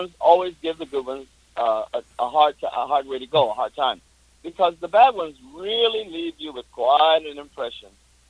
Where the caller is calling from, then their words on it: Middlebury, Vermont, United States; also born or lived in Orlando, Florida; I'm in Middlebury, Vermont. I'm back home from Orlando, Florida.